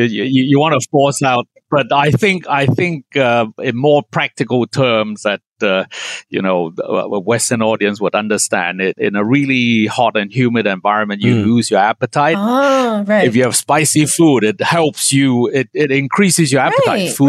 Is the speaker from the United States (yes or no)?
no; Hong Kong; Yeah, but where I grew up in Hong Kong, again, hot pot is done in multiple different ways.